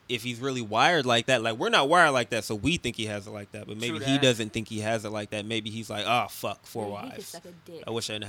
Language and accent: English; United States; We were raised in America.